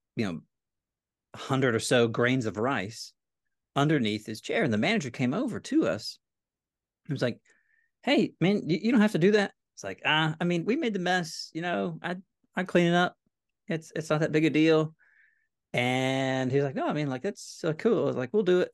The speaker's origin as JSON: {"language": "English", "town": "Nashville", "region": "Tennessee", "country": "United States", "tie": "born or raised there", "moved": "as an adult", "lives_now": "Corpus Christi, United States", "said": "my wife and I grew up in Nashville"}